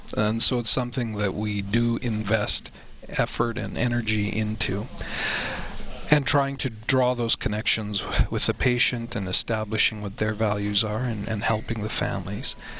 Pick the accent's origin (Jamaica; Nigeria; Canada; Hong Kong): Canada; being a Canadian